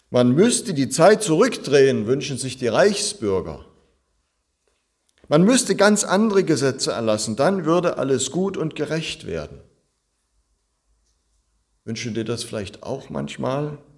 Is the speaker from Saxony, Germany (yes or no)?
yes; Zittau, Saxony, Germany; In meiner Heimatstadt Zittau, da war echt was los vorgestern.